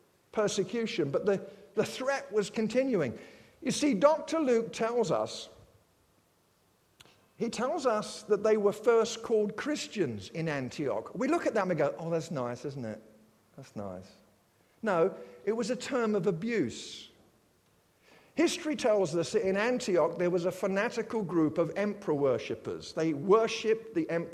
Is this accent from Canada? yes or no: no; United Kingdom; I'm British